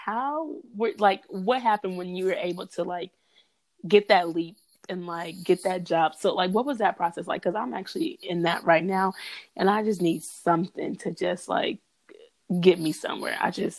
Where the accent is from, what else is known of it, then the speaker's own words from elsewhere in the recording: Tacoma, Washington, United States; born there; I was born in Tacoma, Washington. So I have love for the West Coast, you know.